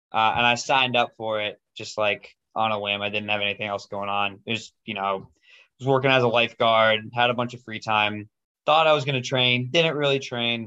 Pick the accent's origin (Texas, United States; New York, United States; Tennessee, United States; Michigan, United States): Michigan, United States; Novi; I grew up in Novi, Michigan, which is a suburb outside of Detroit.